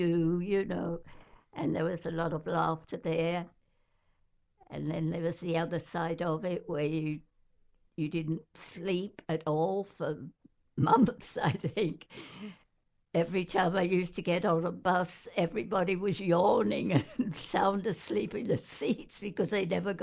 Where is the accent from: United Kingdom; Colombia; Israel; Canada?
United Kingdom; London; moved away as an adult; now in Brooklyn, United States; London. I was born in London, England